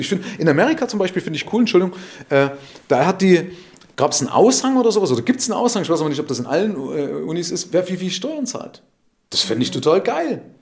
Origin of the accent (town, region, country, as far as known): Germany